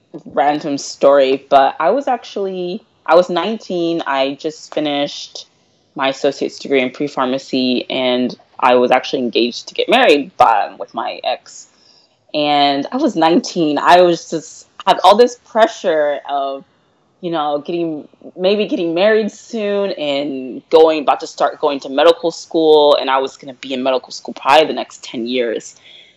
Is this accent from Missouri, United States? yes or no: no; Bellevue, Nebraska, United States; I'm from Bellevue, Nebraska. It's like a little suburb out of the big city, Omaha.